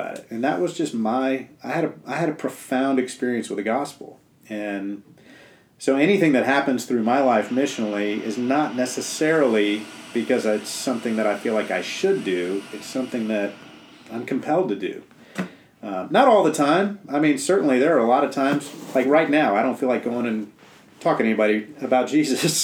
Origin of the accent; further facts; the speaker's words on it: South Florida, United States; moved away as an adult; I grew up in South Florida in the PCA